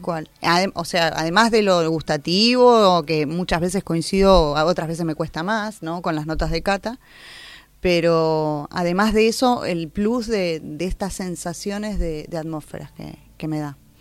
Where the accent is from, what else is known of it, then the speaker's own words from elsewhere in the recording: Argentina; Nosotros como argentinos